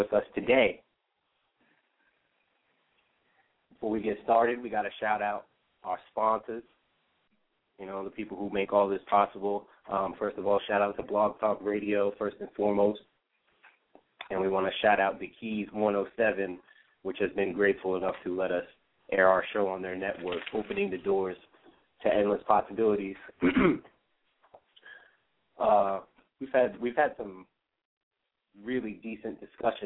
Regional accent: New Jersey, United States; we're all from New Jersey

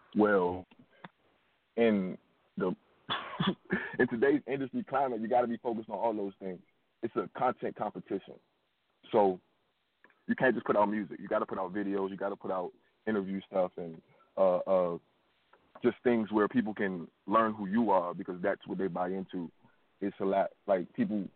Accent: Washington, District of Columbia, United States; I'm from, I'm from Washington D.C. and the northeast region, a little part of town called River Terrace

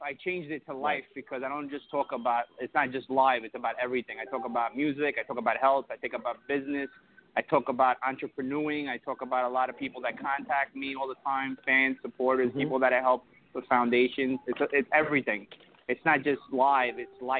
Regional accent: Brooklyn, New York, United States; I'm Brooklyn.

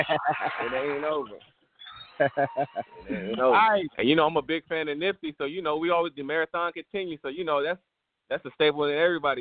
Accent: Florida, United States; also born or lived in Bethlehem / Virginia; man. I'm from Panhandle, Florida, man. Fort Walton Beach, you know, Panama City, Pensacola, that whole 850.

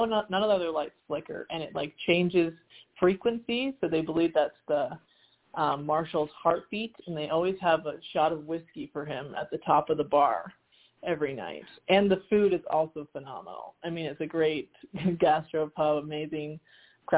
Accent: Severna Park, Maryland, United States; moved away as an adult; also born or lived in Concord, California / Flagstaff, Arizona / San Diego, California; now in Durango, United States; I was born in Concord, California, but I didn't live there very long. And then I grew up in Severna Park, Maryland, just right outside of Annapolis.

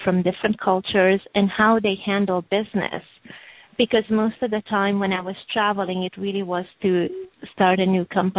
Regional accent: Hungary; English is a second language; also born or lived in Romania; now in Los Angeles, United States; So I was born in Hungary and really born and raised both in Hungary and Romania. And as I was growing up, I lived all over Europe, so basically in six other countries before I moved to Los Angeles

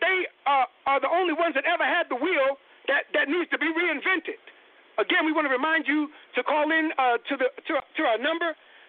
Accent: New York, United States; also born or lived in San Francisco Bay Area; now in San Francisco, United States; I'm from New York.

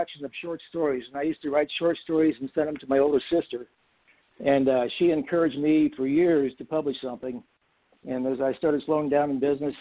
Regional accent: Cincinnati, Ohio, United States; also born or lived in East Coast / Waynesville, Ohio; I grew up in Cincinnati, Ohio, and lived in north of Cincinnati for some time

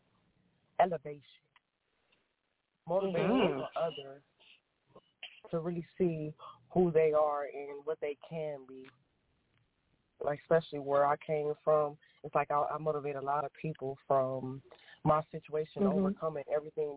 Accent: Toledo, Ohio, United States; moved away as an adult; now in Atlanta, United States; I'm originally from Toledo, Ohio, but I just moved to Atlanta, Georgia

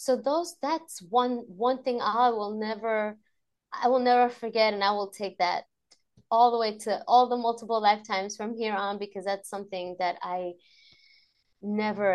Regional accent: New York City, New York, United States; moved away; as a New Yorker

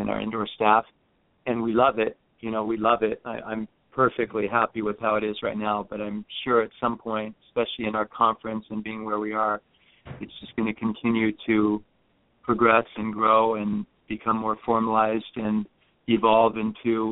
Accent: California, United States; moved away as an adult; also born or lived in Fairfax, Virginia; We wanted to move back west because we are both from California

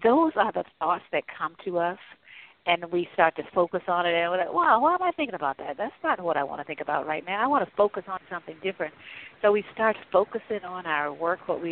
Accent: North Carolina, United States; I grew up in North Carolina

